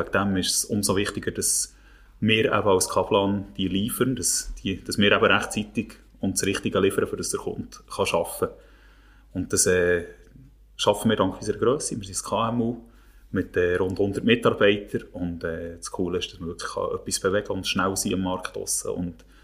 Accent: Thun, Bern, Switzerland; ich bin ja als … in Thun aufgewachsen. Wie gesagt, ich einigermaßen bescheidenen Verhältnis.

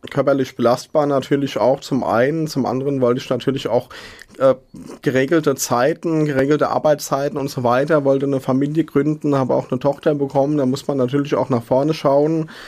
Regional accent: Mainz, Rhineland-Palatinate, Germany; ich bin in Hechtsheim aufgewachsen, bin in Mainz geboren

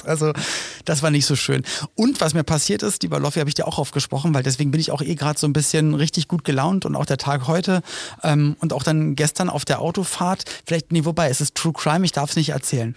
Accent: Berlin, Germany; als Kind in Berlin lebend

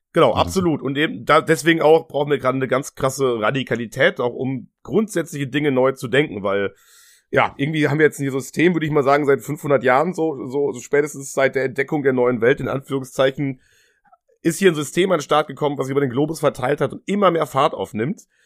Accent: Germany; wir sind beide in Deutschland aufgewachsen

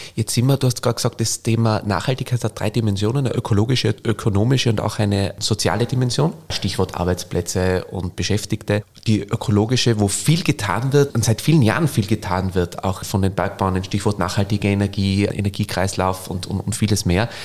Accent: Stubai Valley, Tyrol, Austria; moved away as an adult; also born or lived in Inzing; now in Vienna, Austria; aber ich bin ja auch aufgewachsen im Stubertal im Midas.

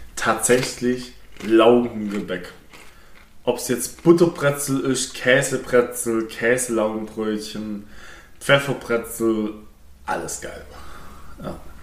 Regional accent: Swabia, Germany; ich darf jetzt als Schwabe nicht Ja sagen

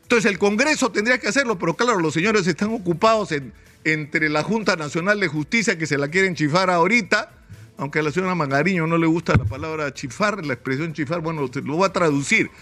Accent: Peru

